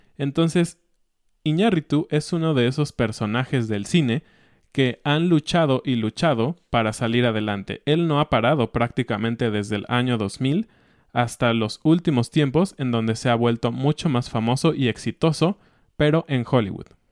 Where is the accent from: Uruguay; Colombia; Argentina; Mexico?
Mexico; nosotros como mexicanos